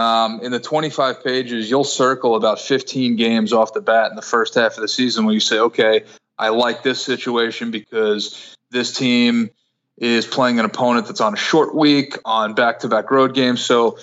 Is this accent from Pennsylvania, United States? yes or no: no; Brooklyn, New York, United States; I was 16 and I grew up in Brooklyn, so a lot of easy access, as you can imagine, to placing a bet.